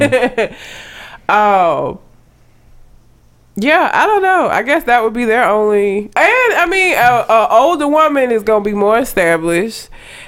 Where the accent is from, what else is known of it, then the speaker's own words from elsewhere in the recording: Talladega, Alabama, United States; That is my hometown